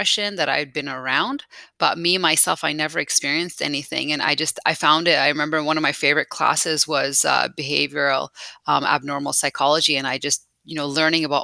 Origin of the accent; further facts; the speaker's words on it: Calgary, Alberta, Canada; also born or lived in Tehran, Iran / Italy; I've been here since I was about 9 years old, grown up most of my life here in Calgary. So Canada is home to me.